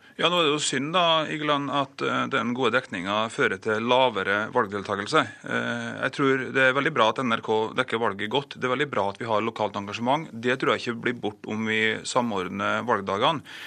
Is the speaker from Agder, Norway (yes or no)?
no; Kristiansund, Møre og Romsdal, Norway; I min hjemby Kristiansund her